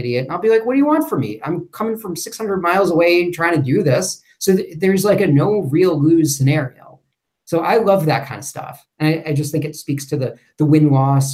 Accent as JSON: {"language": "English", "region": "New York", "country": "United States", "tie": "born or raised there", "also_born_or_lived": "Louisville, Kentucky / Cincinnati, Ohio", "moved": "as an adult", "said": "I'm originally from New York, born and raised"}